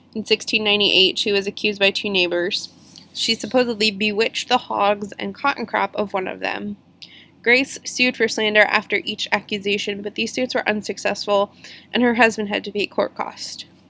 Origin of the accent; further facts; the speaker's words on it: Lexington, Virginia, United States; Poorhouse Road Tunnel in Lexington, which is my hometown